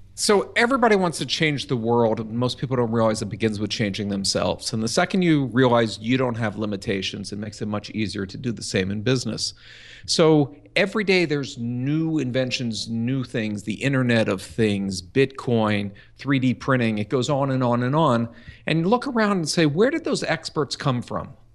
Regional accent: Philadelphia, Pennsylvania, United States; I grew up, uh, in Philadelphia

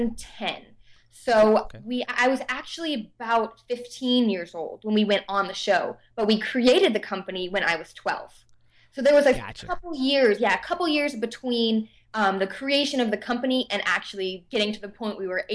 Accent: Davidson, North Carolina, United States; But I'm from Davidson, North Carolina, which is a super, super tiny town.

